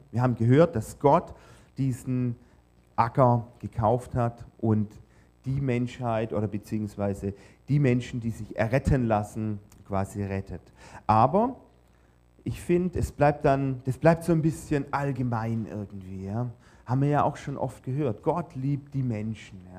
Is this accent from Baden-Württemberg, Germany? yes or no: yes; Baden-Württemberg, Germany; natürlich hat man als Schwabe auch den Anspruch, wenn man schon zum All You Can Eat geht und zahlt, ja, dann muss es sich auch lohnen.